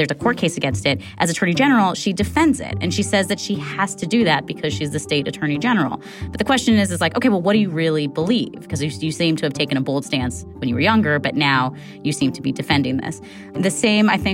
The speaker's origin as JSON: {"language": "English", "region": "California", "country": "United States", "said": "as a Californian"}